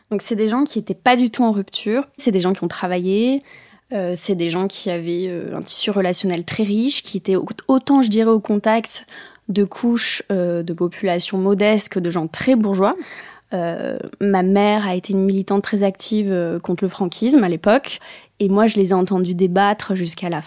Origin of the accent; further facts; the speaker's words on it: Bayonne, Nouvelle-Aquitaine, France; also born or lived in Spanish Basque Country; Moi, je suis native de Bayonne, mais après, on a vite gravité Pays Basque, mais côté espagnol, donc on est passé de l'autre côté de la frontière.